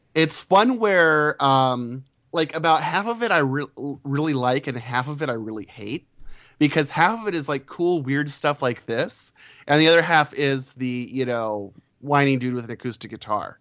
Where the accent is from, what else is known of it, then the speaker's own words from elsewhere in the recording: United States; being an American